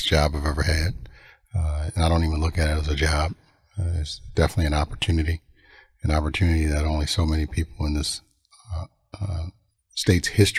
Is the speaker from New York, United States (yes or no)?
no; Maywood, Illinois, United States; also born or lived in Bellwood, Illinois / Melrose Park, Illinois; born there and I grew up in Maywood and moved to Bellwood when I was in eighth grade